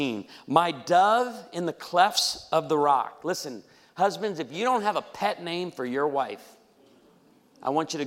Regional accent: outside of Chicago, Illinois, United States; I grew up outside of Chicago

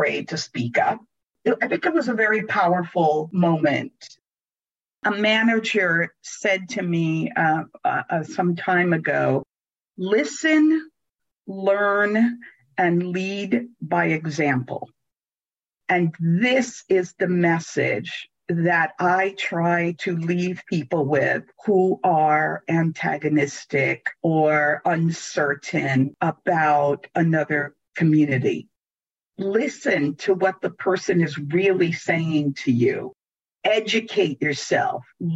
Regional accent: New York City, New York, United States; moved away; also born or lived in Italy / San Francisco; born in Italy and grew up in New York City

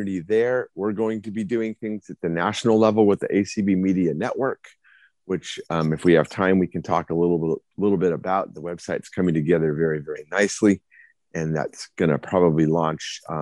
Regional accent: Arizona, United States; my home state of Arizona

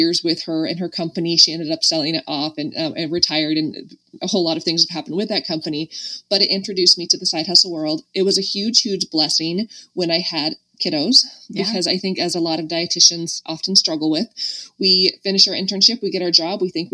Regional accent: Medford, Oregon, United States; I was from Medford, and like probably no one else there was from Medford, Oregon.

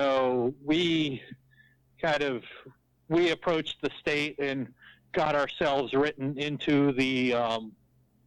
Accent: Bath County, Virginia, United States; also born or lived in Appalachia, Virginia; I grew up in Bath County, Virginia, which is in Appalachia, again, not in the coal fields

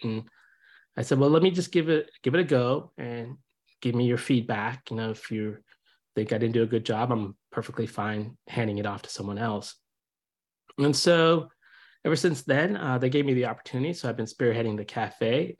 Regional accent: India; now in United States; I'm originally from India. I came here in '76 while my dad was getting his PhD

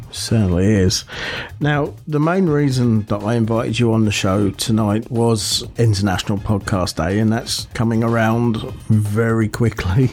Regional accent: Buckinghamshire, South East England, United Kingdom; moved away; back in my hometown, they organised one. They have done for the last two or three years and it's called Big Bang in Bucks because it's in Buckinghamshire

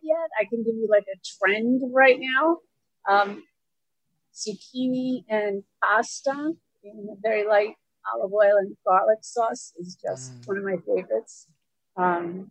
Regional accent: Brentwood, New York, United States; also born or lived in Astoria, New York / Smithtown, New York; I grew up in Astoria and in Brentwood, actually, for the majority of my years, and now live in Smithtown

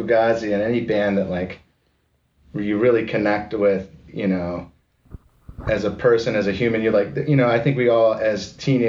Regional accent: Severna Park, Maryland, United States; moved away; I'm from Severna Park, which is like a Baltimore Annapolis suburb

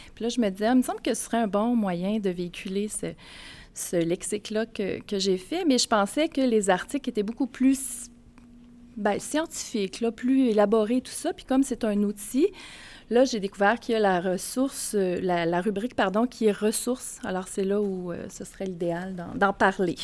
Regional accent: Grand-Mère, Quebec, Canada; now in Baie-Comeau, Canada; je viens de Bécomo, mais j'habite là depuis quatre ans. Et initialement, je suis mauricienne, donc je suis née à Grand-Mère

